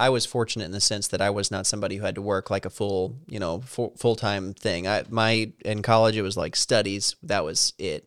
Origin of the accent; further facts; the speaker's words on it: Salem, Missouri, United States; moved away as an adult; now in Washington, D.C., United States; where I was in Salem, you know, it was really isolated